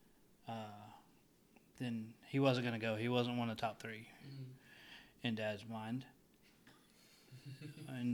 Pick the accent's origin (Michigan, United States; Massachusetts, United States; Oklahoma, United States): Oklahoma, United States; Roosevelt; also born or lived in Guymon, Oklahoma; now in Fletcher, United States; I wasn't born here. I was born in Guymon, and then moved to Roosevelt when Mom and Dad got married